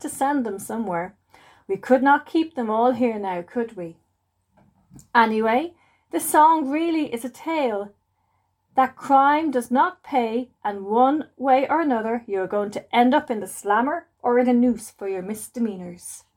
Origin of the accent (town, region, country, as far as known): Ireland